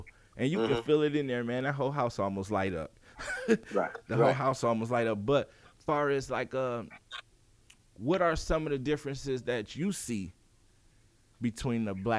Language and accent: English; Detroit, Michigan, United States; I'm from Detroit